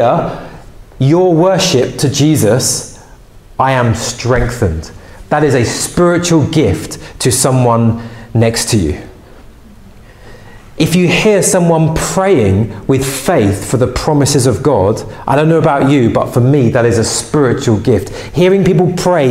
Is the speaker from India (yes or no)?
no; England, United Kingdom